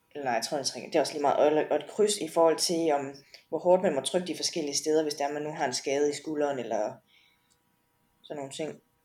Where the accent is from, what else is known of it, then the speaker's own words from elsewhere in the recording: Denmark; derhjemme i Danmark